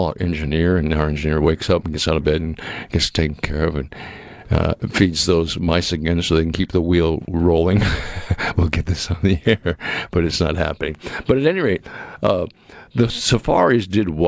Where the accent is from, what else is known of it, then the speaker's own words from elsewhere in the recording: Massachusetts, United States; moved away; also born or lived in Boston; I grew up in Massachusetts